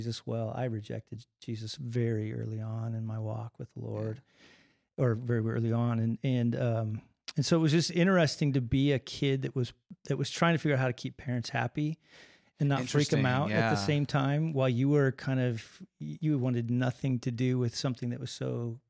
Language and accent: English; Colorado, United States; No, actually, I was born in Colorado. I always have to change that. We moved when I was an infant. We were in the eastern plains of Colorado. But born and raised there.